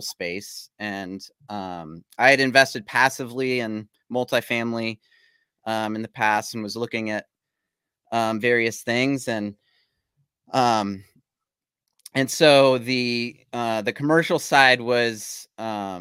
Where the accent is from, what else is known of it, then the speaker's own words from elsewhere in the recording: Virginia Beach, Virginia, United States; I'm born and raised in Virginia Beach, Chesapeake area